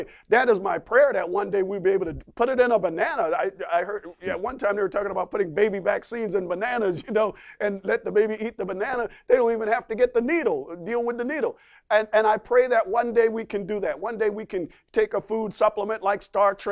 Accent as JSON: {"language": "English", "area": "the Bible Belt, Southeast", "region": "South Carolina", "country": "United States", "said": "I'm from the Bible Belt. Amen. The Bible Belt. Y'all know the Bible Belt down there in the Southeast region"}